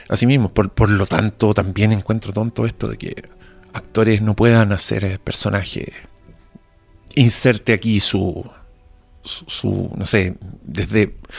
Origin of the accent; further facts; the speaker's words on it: Chile; soy chileno